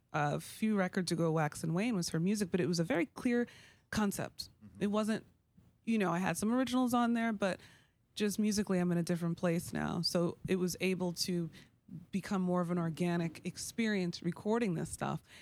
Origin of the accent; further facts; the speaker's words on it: New York, United States; growing up in New York, I was a hip hop baby